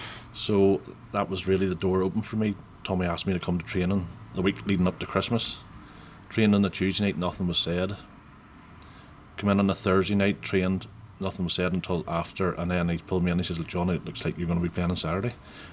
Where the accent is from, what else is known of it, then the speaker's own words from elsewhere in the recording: Whitehead, Northern Ireland, United Kingdom; growing up in Whitehead